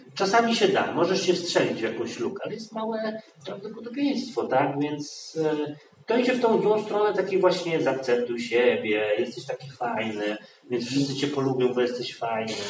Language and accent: Polish; Poland; jestem Polakiem i się urodziłem w Polsce